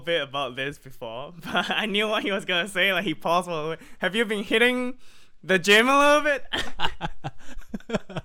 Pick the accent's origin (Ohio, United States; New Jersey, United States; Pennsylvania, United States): Pennsylvania, United States; now in Malaysia; it reminds me of home, it reminds me of Pennsylvania